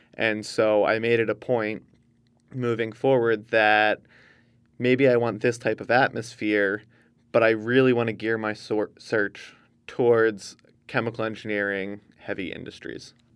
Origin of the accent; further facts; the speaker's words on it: Northeast, United States; I'm from the Northeast